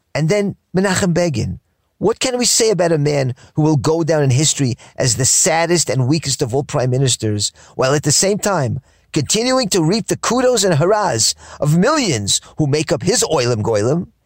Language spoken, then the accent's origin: English; New York City, New York, United States; growing up in Queens, New York